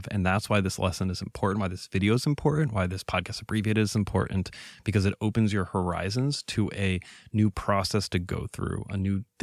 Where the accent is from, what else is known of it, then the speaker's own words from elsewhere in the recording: Venezuela; now in United States; I was raised in Venezuela. I used to think of that as a, a defect. I struggled in, in middle school and high school because of that, right? It was hard to integrate.